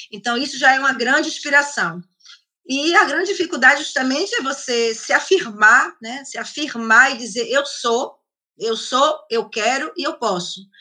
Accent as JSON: {"language": "Portuguese", "country": "Italy", "said": "Porque como eu sou italiana, é, também eu tenho um, um, contato na Itália."}